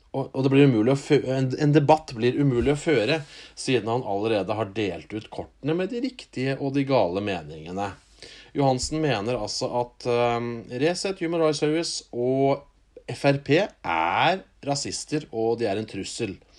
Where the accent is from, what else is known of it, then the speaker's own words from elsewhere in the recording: Norway; vi er født i Norge